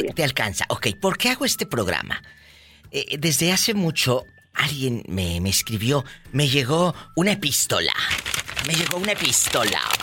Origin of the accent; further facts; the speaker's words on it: Mexico; mi tierra, mi México lindo y querido